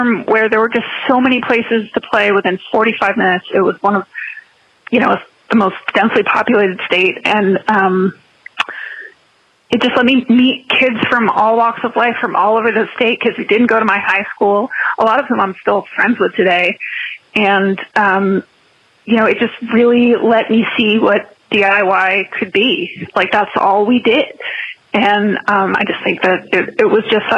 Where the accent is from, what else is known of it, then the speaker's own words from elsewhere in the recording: Martinsville, New Jersey, United States; I grew up in Martinsville, New Jersey